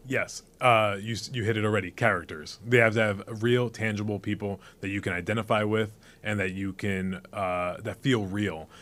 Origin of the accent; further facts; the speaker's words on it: New York City, New York, United States; I was born in Bronx, New York. I know what it's like to grow up in the hood